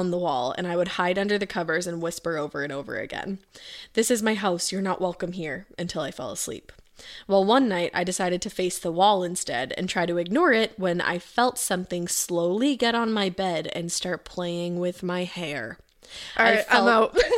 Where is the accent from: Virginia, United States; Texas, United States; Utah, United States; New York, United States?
New York, United States; Rochester; I grew up in Rochester, New York, and this story is on the first house my parents bought together.